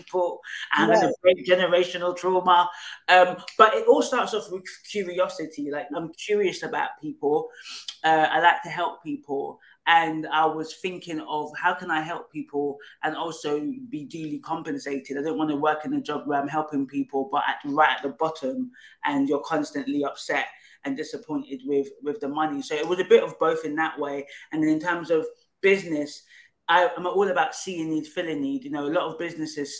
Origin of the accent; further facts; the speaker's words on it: Nigeria; now in United Kingdom; So it's a Igbo Nigerian name. I come from Nigeria, but live in the UK